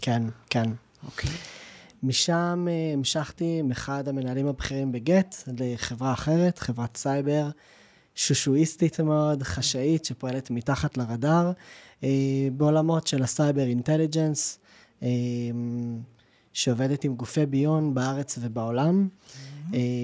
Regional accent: Jerusalem, Jerusalem District, Israel; now in Givatayim, Israel; אני ירושלמי במקור

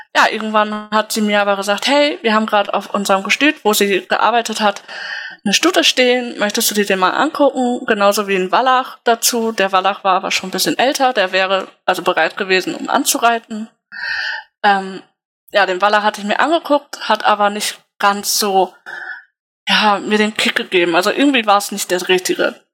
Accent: Wildeshausen, Lower Saxony, Germany; Ich komme gebürtig aus Wildeshausen

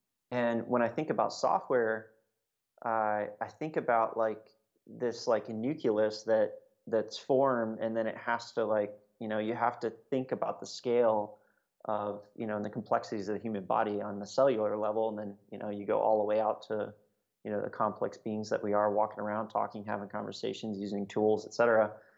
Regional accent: Hawaii, United States; when I think about like my childhood growing up in Hawaii, I was like lucky enough to live on a military base

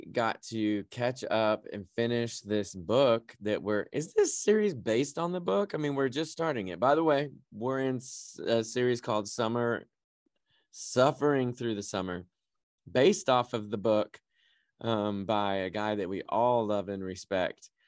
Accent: California, United States; she knows what to do about smoke in the air because she's just, we came from California. It burns up all the time.

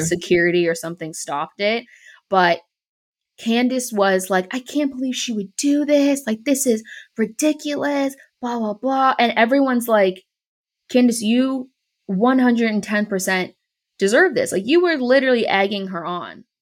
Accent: Bay Area, California, United States; moved away as an adult; also born or lived in North Carolina; where I grew up in the Bay Area, the, like, Oakland Port is really big, but I live on the other, I lived on the other side of the bay

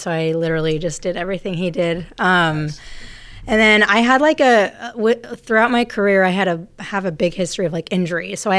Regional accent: Utah, United States; moved away as an adult; also born or lived in Virginia; now in Sacramento, United States; I'm from Utah.

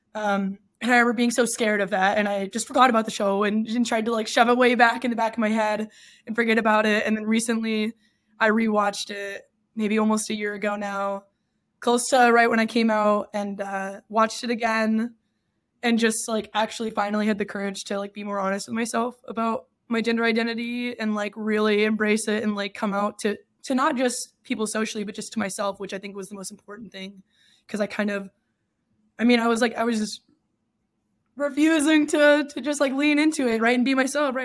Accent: Texas, United States; moved away as an adult; also born or lived in Michigan; now in San Francisco, United States; I grew up in Texas, and I spent twenty-two years there

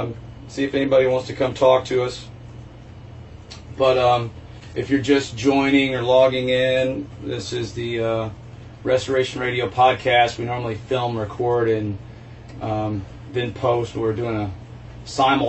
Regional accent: Dallas, Texas, United States; now in Tampa, United States; I'm from Dallas

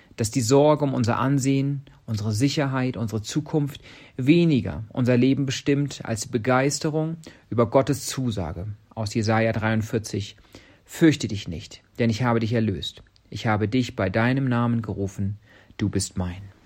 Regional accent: Germany; now in Kenya

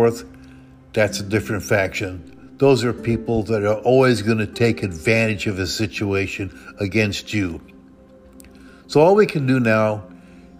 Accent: the Northwest, Pacific Northwest, United States; I come from the Northwest

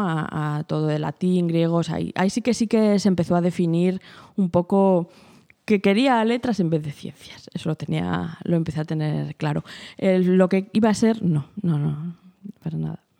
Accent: Fuentidueña de Tajo, Community of Madrid, Spain; siempre, siempre he vivido aquí, ¿no? Mis padres han vivido aquí y, desde pequeñita, pues mi infancia y todo, todo ha sido aquí, aquí en Fuentidueña

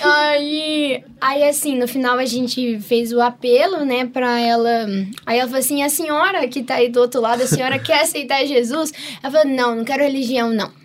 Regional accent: Paraná, Brazil; a gente é paranaense

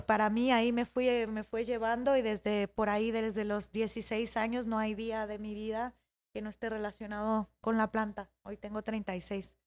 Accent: Michoacán, Mexico; now in Mexico City, Mexico; en Michoacán, de donde yo soy, que es esa zona del lago de Pátzcuaro

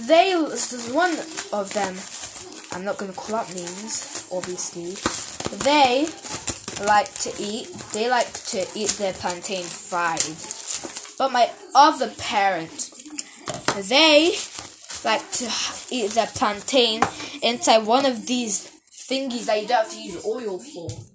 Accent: United Kingdom; I'm British

